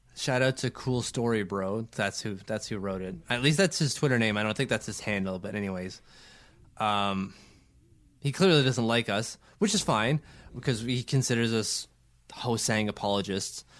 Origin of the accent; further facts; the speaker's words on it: Ottawa, Ontario, Canada; we have a really cool Denny Podvay mural here in, in my, my hometown and Denny Podvay's hometown